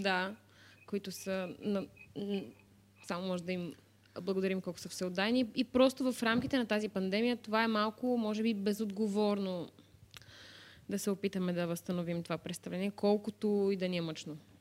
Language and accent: Bulgarian; Varna, Varna Province, Bulgaria; аз съм от Варна